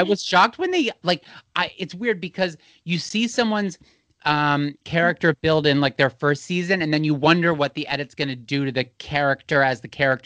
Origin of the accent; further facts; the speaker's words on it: New York City, New York, United States; as a New Yorker who is in a relationship